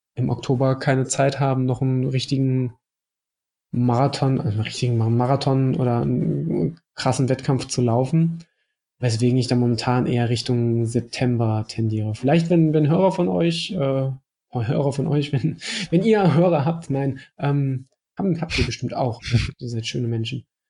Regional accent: Mettmann, North Rhine-Westphalia, Germany; moved away; Ich komme ja ursprünglich aus Mettmann, das ist nicht weit von, von Wuppertal entfernt

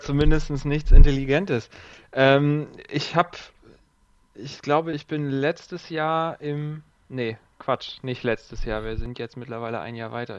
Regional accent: Siegen, North Rhine-Westphalia, Germany; komme gebürtig aus Siegen

